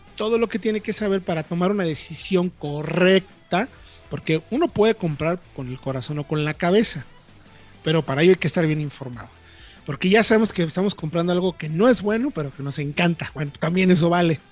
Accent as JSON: {"language": "Spanish", "country": "Mexico", "said": "como buenos mexicanos, nos vamos defendiendo"}